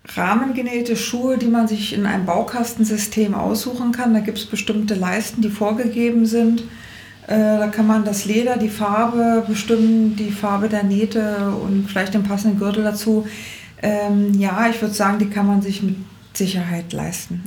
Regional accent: Berlin, Germany; moved away as an adult; now in Rosenheim, Germany; Also ich bin geborene Berlinerin, Berlinerin in Charlottenburg und habe da auch gelebt, bis ich meinen Mann kennengelernt habe, bis vor ja zehneinhalb Jahren

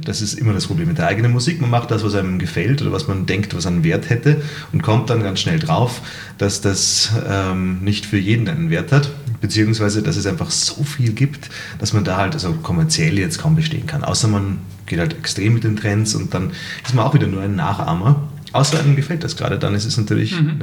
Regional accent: Salzburg, Austria; als äh, Salzburger

